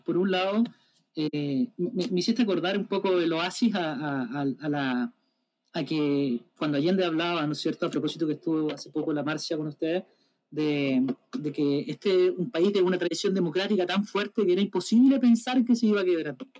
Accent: Chile; como nación y como chilena o chilenidad

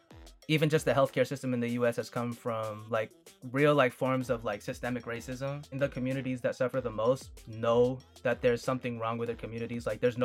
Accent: Fresno, California, United States; I'm from Fresno, California. Like I said, I'm a full Filipino. Parents came from the Philippines. Over here, I'm the firstborn in the U.S.

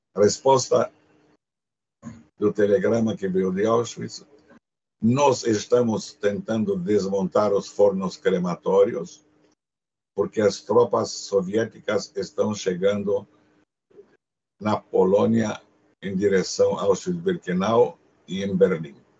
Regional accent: Cluj-Napoca, Cluj County, Romania; first language Hungarian; Portuguese is a second language; moved away

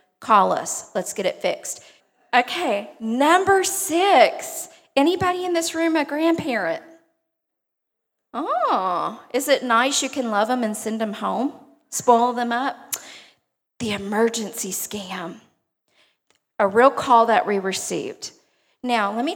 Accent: Beaumont, Texas, United States; accent: twang; I'm originally from Beaumont, if you can't tell from my twang

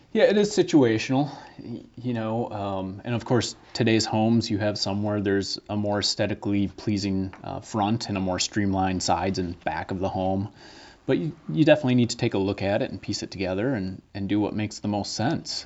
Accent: Green Bay, Wisconsin, United States; moved away as an adult; now in Milwaukee, United States; I grew up in Green Bay, moved to Milwaukee in 2004

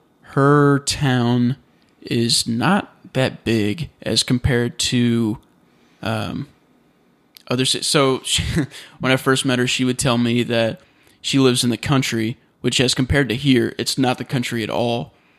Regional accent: United States; to us, or to me as an American, I was like, no, that's definitely a city.

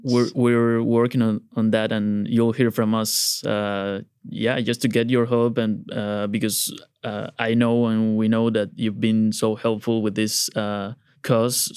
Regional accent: Tuxtla Gutiérrez, Chiapas, Mexico; moved away as an adult; also born or lived in Monterrey, Mexico / Mexico City, Mexico; I was born and raised in this, uh, town

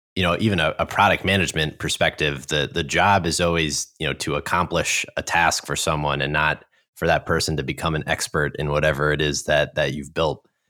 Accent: New York, United States; moved away; growing up in New York, when I moved here

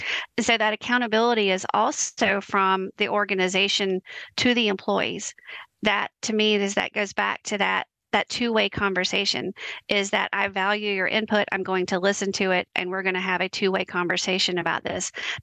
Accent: the South, United States; I'm from the South and we do a lot of bless our hearts and huggins around here.

